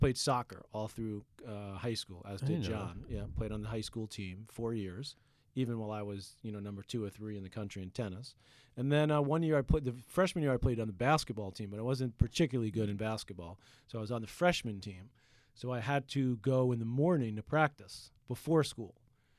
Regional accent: Queens, New York, United States; We grew up in Queens, you know, which was sort of the end of Queens, but it was really more like a Long Island kind of suburban little town.

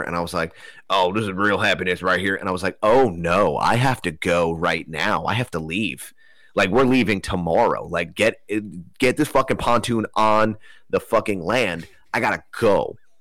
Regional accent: Broward County, Florida, United States; I was born in Broward County.

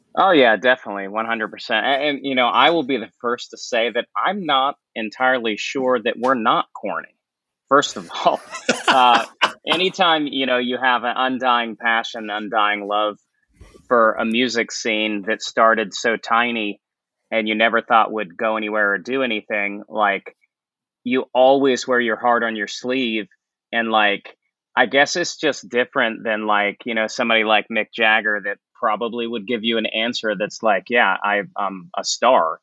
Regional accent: St. Marys, West Virginia, United States; moved away; I grew up in a tiny town in West Virginia called St. Mary's

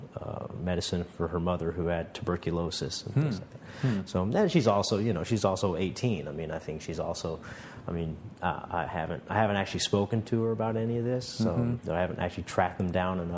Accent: Southern California, United States; also born or lived in Long Beach, California; I grew up in Southern California

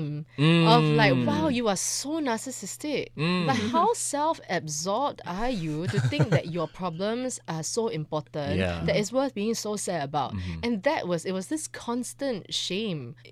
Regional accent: Singapore; as a Singaporean

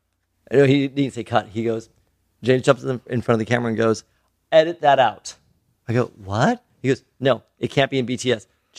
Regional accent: Philippines; She's Chinese and I'm Filipino.

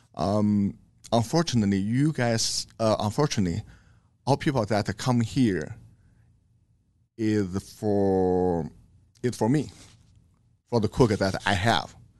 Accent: China; English is a second language; moved away as an adult; now in Omaha, United States; I grew up in China

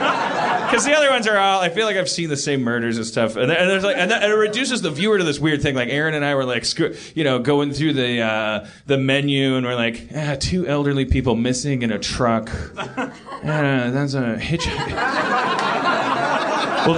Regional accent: Brooklyn, New York, United States; If my neighbor gets killed, I care. Because I'm from Brooklyn.

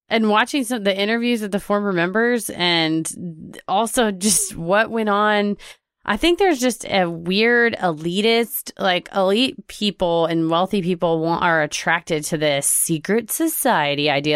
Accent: Texas, United States; I'm from Texas

